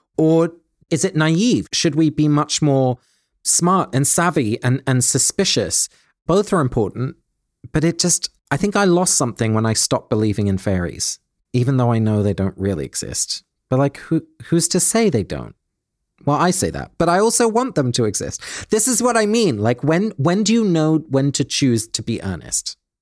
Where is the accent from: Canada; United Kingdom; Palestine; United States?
United Kingdom; England; When I was a little boy, my grandparents lived in Holland and I grew up in England